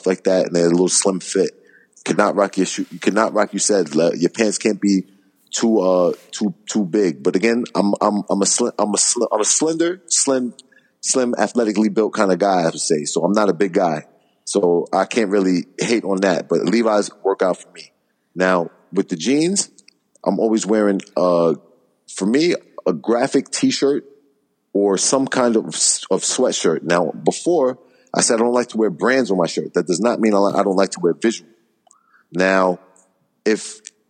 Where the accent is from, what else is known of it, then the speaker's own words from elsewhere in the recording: New York City, New York, United States; I'm from Queens, New York